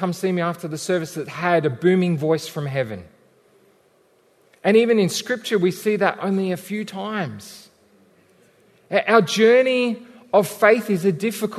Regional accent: Australia; we're still Australian, mostly.

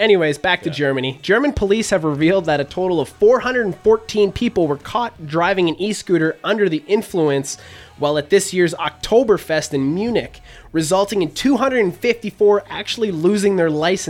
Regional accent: Canada; I'm from Canada.

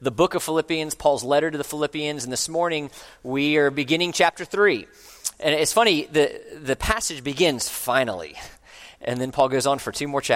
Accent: Orlando, Florida, United States; moved away as an adult; I grew up in Orlando, and I moved away for about 20 years, and I have recently come back

